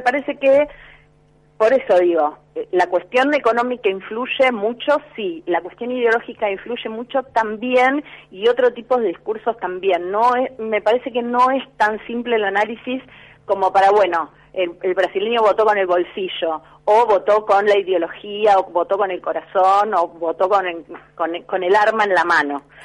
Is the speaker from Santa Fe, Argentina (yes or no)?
yes; Rosario, Santa Fe, Argentina; yo soy de Rosario